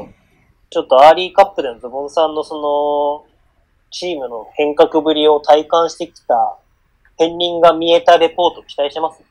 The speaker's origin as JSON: {"language": "Japanese", "region": "Hokkaido", "country": "Japan", "tie": "born or raised there", "said": "僕は北海道出身なんでレバンガを押してますけ"}